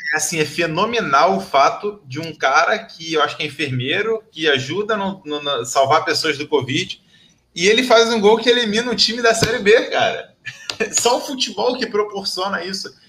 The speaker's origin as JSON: {"language": "Portuguese", "town": "Nilópolis", "region": "Rio de Janeiro", "country": "Brazil", "tie": "born or raised there", "said": "Nascido e criado na Baixada Fluminense, mais precisamente em Nilópolis, terra da Beija-Flor"}